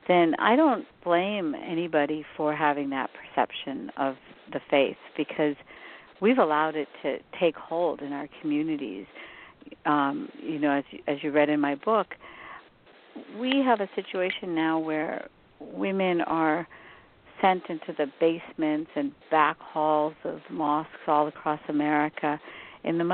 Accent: West Virginia, United States; I grew up in West Virginia

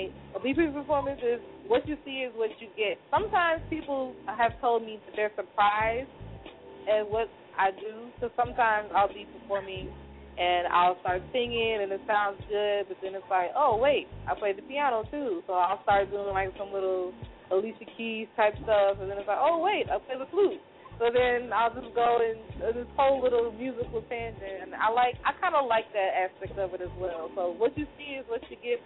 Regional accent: Chicago, Illinois, United States; now in Milwaukee, United States; I was born in Chicago. And all of my family is still there

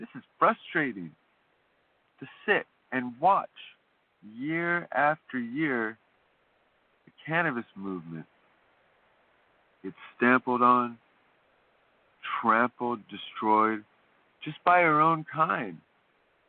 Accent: California, United States; As a Californian

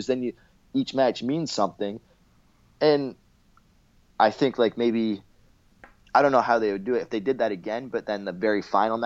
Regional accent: Canada; I'm Canadian

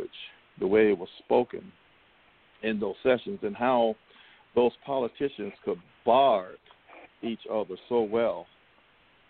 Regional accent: Columbia, South Carolina, United States; moved away as an adult; also born or lived in Greenville, South Carolina / New York; South Carolina, born and raised.

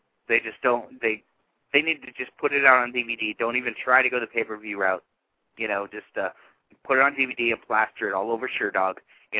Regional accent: Bay Area, California, United States; I'm from the Bay Area

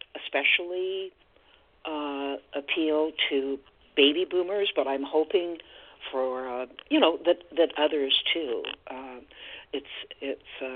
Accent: Corvallis, Oregon, United States; moved away as an adult; my hometown

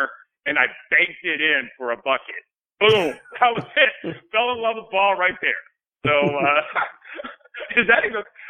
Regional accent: Illinois, United States; moved away; I grew up in Rancho, Illinois.

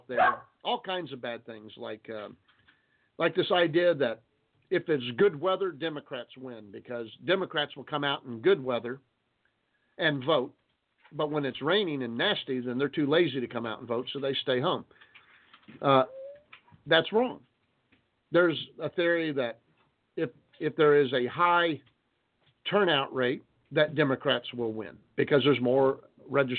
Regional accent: United States; We know we have rights as Americans

